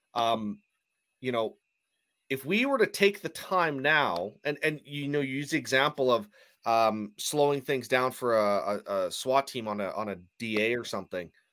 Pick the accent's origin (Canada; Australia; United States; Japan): Canada; I'm Canadian, so I say things differently perhaps than you guys do.